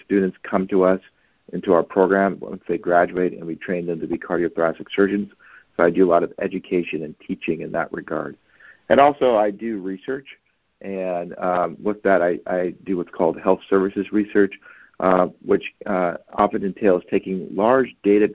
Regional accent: Oakland, California, United States; I grew up in Oakland, California, which is in the California Bay Area, and I'm a product of the Oakland Unified School District

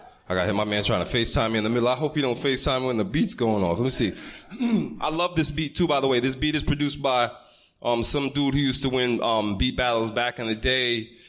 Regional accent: Long Island, New York, United States; I'm from Long Island. So yeah, it's still New York.

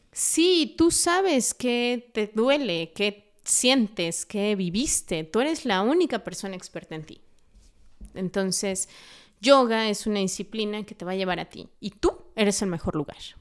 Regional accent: Mexico City, Mexico; now in Dolores Hidalgo, Mexico; Yo hace poquito estaba en Ciudad de México, eh, yo nací allá, eh, he vivido en Dolores dos años, me fui a Ciudad de México dos años, regreso a Dolores.

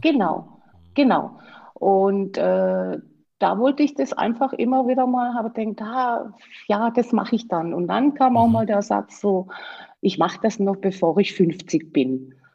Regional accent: Black Forest, Baden-Württemberg, Germany; komme aus dem schönen Schwarzwald. Und ich hoffe, äh, man versteht auch wegen meinem Dialekt

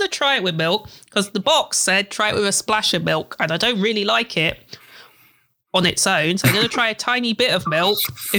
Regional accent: England, United Kingdom; because of where I grew up in England

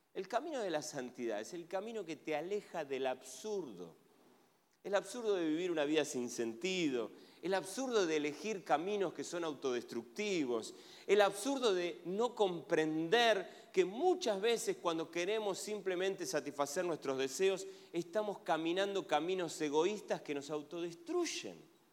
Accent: Argentina; Soy argentino

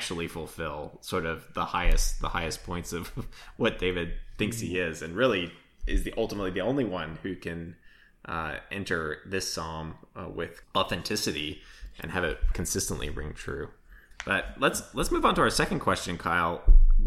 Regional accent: Australia; I'm from Australia

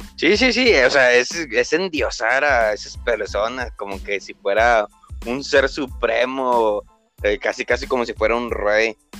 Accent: Monclova, Coahuila, Mexico; aquí en mi región, del municipio donde yo soy, de Monclovita la Bella

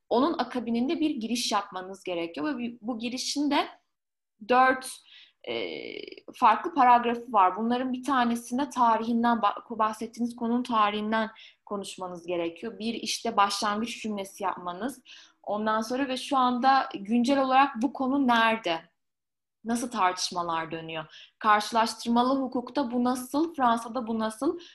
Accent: Ankara, Turkey; moved away as an adult; also born or lived in Lyon, France; ben Ankaralıyım. 18 ee, yaşında Lyon'a taşındım.

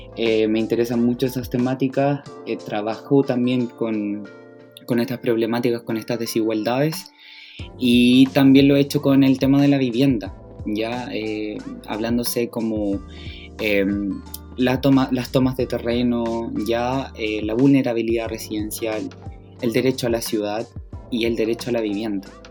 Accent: Valparaíso, Chile; criado en Valparaíso. Sería mi eslogan. Oriundo de acá. Sí, sí, toda la vida he vivido acá

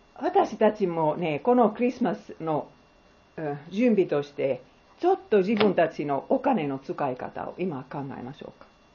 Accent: Finland; Japanese is a second language; also born or lived in Bangladesh; now in Japan; 私はフィンランドで生まれた

